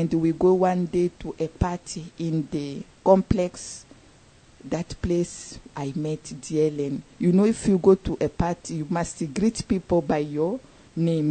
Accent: DR Congo; moved away as an adult; now in Indianapolis, United States; I'm from Congo, DRC Congo in Africa

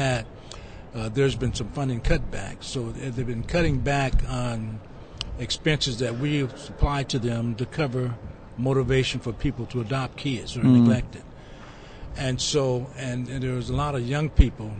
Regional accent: East Chicago, Indiana, United States; I'm from Northwest Indiana, a small city called East Chicago

